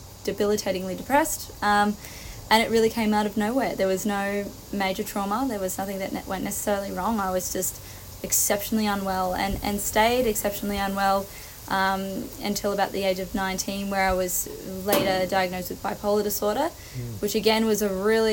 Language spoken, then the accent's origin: English; Newcastle, New South Wales, Australia; I'm from Newcastle originally.